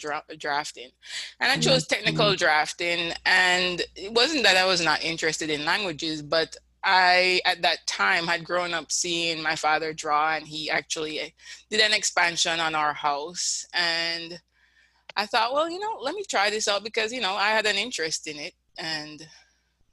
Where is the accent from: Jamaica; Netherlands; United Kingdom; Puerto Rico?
Jamaica; Kingston; moved away as an adult; also born or lived in St. Andrew, Jamaica; now in United States; I would tell people I'm from Kingston. That's where I grew up.